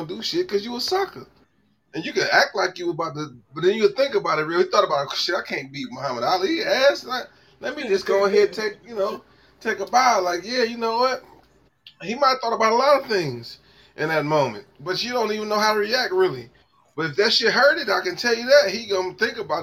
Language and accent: English; Cleveland, Ohio, United States; I claim St. Clair. I'm off St. Clair. I claim the West 28 Project, and I'm from the West 28 Project.